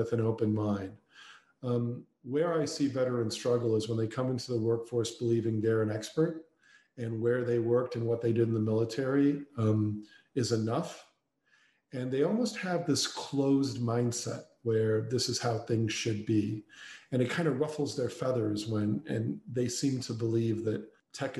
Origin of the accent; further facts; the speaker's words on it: Chicago, Illinois, United States; my hometown of Chicago, kind of born and raised in Chicago.